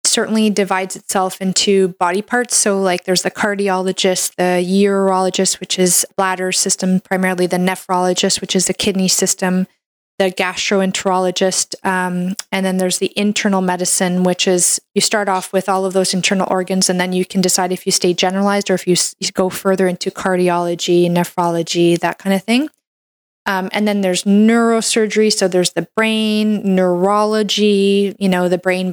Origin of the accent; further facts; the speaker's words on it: Canada; I'm a Canadian medical doctor